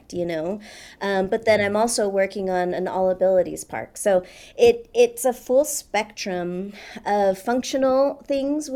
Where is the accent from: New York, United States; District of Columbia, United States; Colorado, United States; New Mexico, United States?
New Mexico, United States; Laguna Pueblo; my mom is Pueblo. So we're from Laguna Pueblo, which is about 40 miles west of Albuquerque